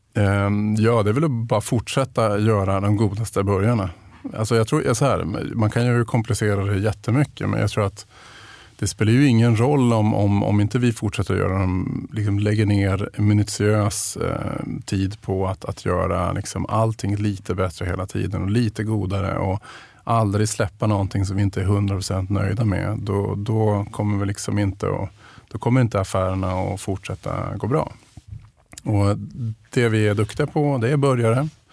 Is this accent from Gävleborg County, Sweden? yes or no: no; Piteå, Norrbotten County, Sweden; jag är uppvuxen i Pite största delen av min, min uppväxt.